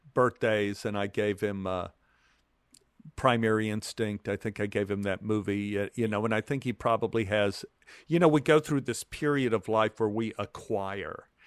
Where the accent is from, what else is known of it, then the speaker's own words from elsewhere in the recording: Dallas, Texas, United States; growing up in Oak Cliff